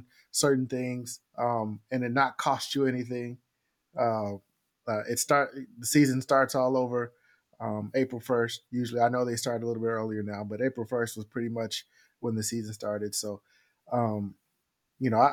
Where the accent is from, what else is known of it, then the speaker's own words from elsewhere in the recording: San Diego, California, United States; my hometown team is the San Diego Padres